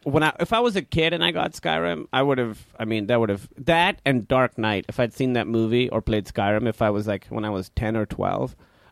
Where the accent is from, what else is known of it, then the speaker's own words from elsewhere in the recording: Karachi, Sindh, Pakistan; English is a second language; now in United States; Pakistan, Karachi.